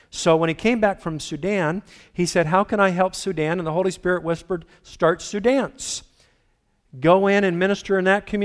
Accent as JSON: {"language": "English", "country": "Philippines", "tie": "born or raised there", "said": "Bottom line is, I was raised in the Philippines, beautiful, pristine environment. After 25 years, I went back and saw a destroyed environment."}